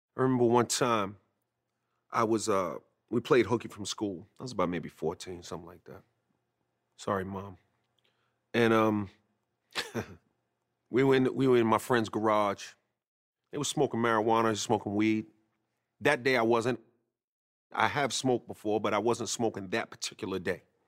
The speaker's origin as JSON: {"language": "English", "town": "New York City", "region": "New York", "country": "United States", "tie": "born or raised there", "also_born_or_lived": "North Babylon, Long Island", "said": "I was raised in Queens, but I also spent a lot of time during my formative years in North Babylon, Long Island"}